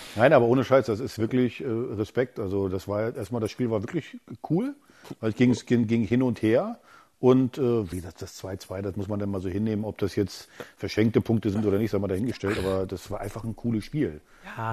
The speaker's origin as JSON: {"language": "German", "region": "East Germany", "country": "Germany", "said": "ich bin ein Ossi"}